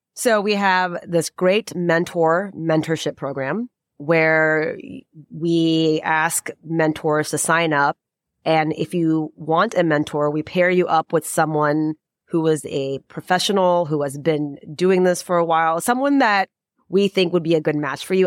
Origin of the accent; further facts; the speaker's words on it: United States; I am Indian American